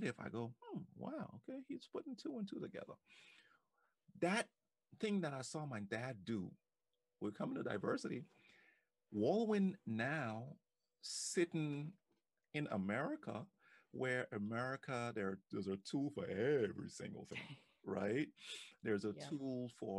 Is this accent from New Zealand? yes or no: no; Liberia; now in United States; I remember growing up in Africa, in Liberia